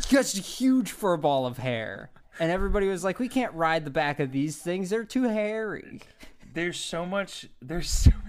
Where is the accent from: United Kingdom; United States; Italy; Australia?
Italy; English is a second language; I'm from Italy. We got more hair, you know.